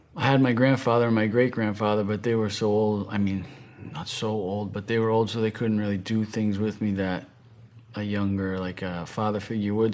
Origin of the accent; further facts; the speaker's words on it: right outside of Boston, Massachusetts, United States; I'm from the East Coast, from Massachusetts, right outside of Boston. Very, uh, very competitive where I'm from